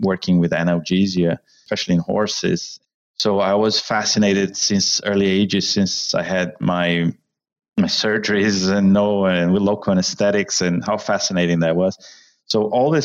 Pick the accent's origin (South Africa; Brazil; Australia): Brazil; moved away as an adult; also born or lived in Louisiana, United States / Ithaca, New York, United States; now in Glasgow, United Kingdom; I'm originally from Brazil